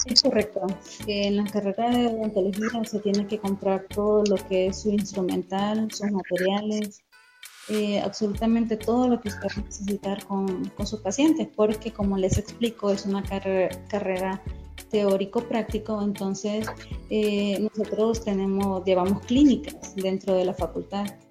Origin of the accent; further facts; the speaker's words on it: Tegucigalpa, Francisco Morazán, Honduras; soy de Tegucigalpa, estudié en la Universidad Nacional Autónoma de Honduras